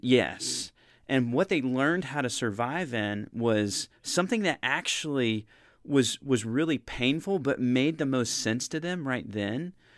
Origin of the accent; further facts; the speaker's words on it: United States; as an American person